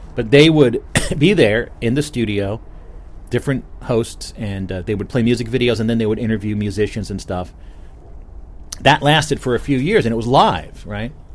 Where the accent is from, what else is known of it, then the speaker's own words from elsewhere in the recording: New Jersey, United States; I'm from New Jersey, not Canada